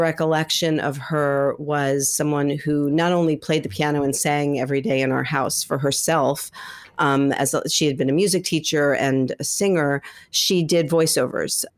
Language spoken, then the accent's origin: English; New York City, New York, United States; I grew up here in New York City